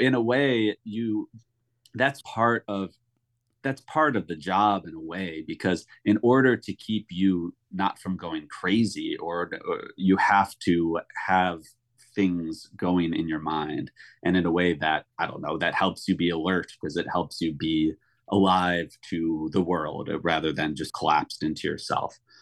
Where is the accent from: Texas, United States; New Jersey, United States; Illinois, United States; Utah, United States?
Illinois, United States; Chicago; moved away as an adult; now in New York, United States; I grew up in Chicago.